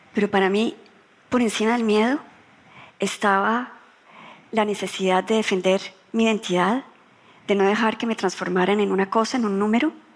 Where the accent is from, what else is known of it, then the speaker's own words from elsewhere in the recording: Colombia; cuando yo ingresé a la política en Colombia